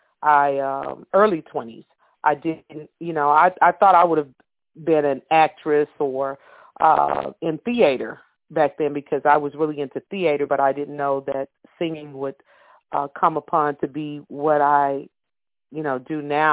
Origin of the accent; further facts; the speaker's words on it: Texas, United States; also born or lived in Louisiana; I have roots in Louisiana because my grandmother, great-grandmother, but I was born in Texas.